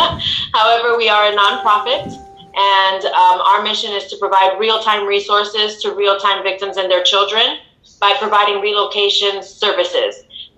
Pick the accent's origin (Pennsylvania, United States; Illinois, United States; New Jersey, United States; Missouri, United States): Illinois, United States; Chicago; And, you know, I am from Chicago, born and raised.